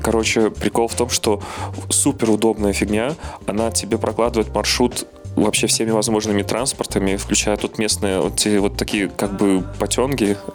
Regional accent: Belarus; ну, я как белорус, я про Беларусь говорю

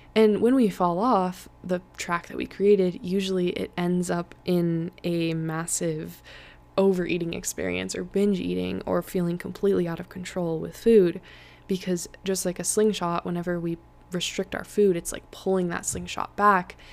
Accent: Colorado, United States; I was born in Colorado, so I am so used to the snow and to the mountains

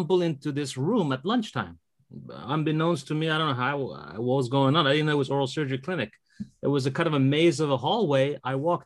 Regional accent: England, United Kingdom; moved away as an adult; now in San Francisco, United States; I grew up in England, and I finished high school there.

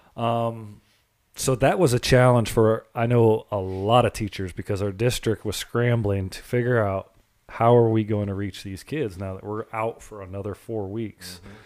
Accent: Florida, United States; growing up in Florida, we had hurricanes every summer

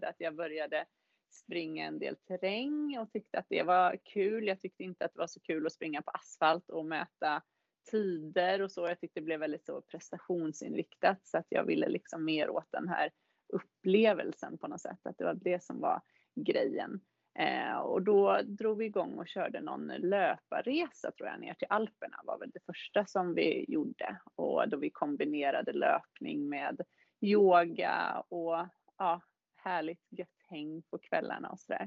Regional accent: Täby, Stockholm County, Sweden; moved away as an adult; also born or lived in Gothenburg / Varberg; now in Åre, Sweden; Jag kommer ju från Täby från början

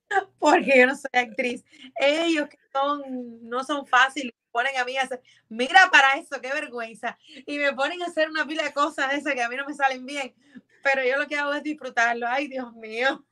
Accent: Cuba; moved away as an adult; also born or lived in Mexico; now in Miami, United States; Yo salí de Cuba en el 2014

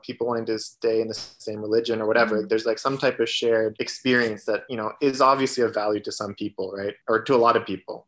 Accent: Toronto, Ontario, Canada; growing up in Toronto

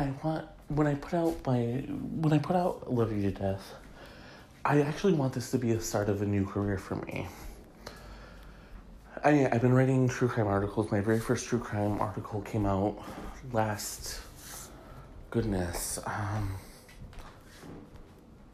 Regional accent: Michigan, United States; my home state of Michigan

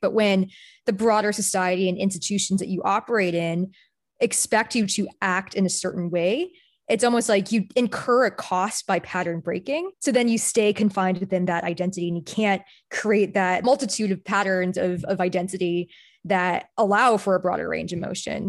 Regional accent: Bay Area, California, United States; I grew up in the Bay Area too

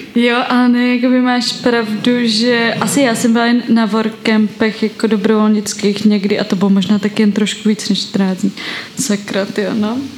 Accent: Tábor, South Bohemian Region, Czechia; now in Prague, Czechia; Žila jsem v táboře a pak teď žiju v Praze

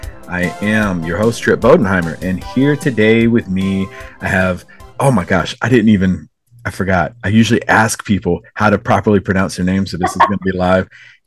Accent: Robeson County, North Carolina, United States; I grew up in Robinson County, North Carolina

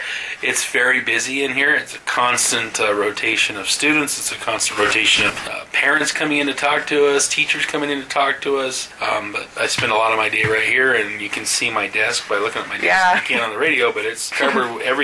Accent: Reno, Nevada, United States; also born or lived in Las Vegas; Actually, I don't know if you know this, but I came from Reno.

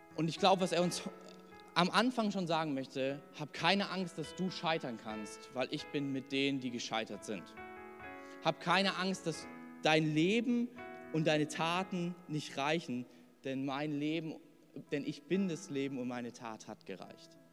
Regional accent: Hesse, Germany; now in Thuringia, Germany; ich bin in Hessen groß geworden

